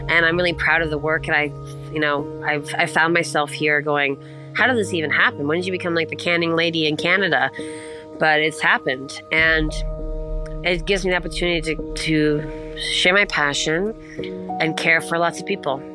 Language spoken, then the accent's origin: English; East Coast, United States; I'm not going to cr- shut up because I'm from the East Coast and I will not stop talking, it would appear.